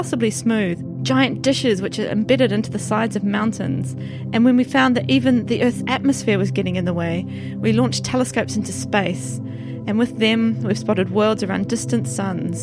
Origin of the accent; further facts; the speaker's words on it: New Zealand; now in York, United Kingdom; I'm an astronomer from New Zealand, and I now work at the University of York